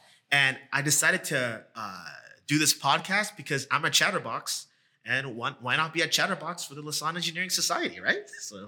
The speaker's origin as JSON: {"language": "English", "country": "Jamaica", "moved": "yes", "lives_now": "Brampton, Canada", "said": "I'm Jamaican."}